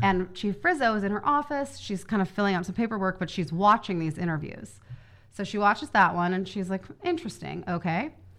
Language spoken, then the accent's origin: English; Kansas City, Missouri, United States; I'm from Kansas City.